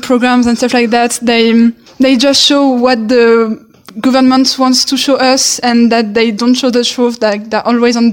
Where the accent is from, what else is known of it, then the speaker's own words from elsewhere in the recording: France; I'm 19 and I'm from France.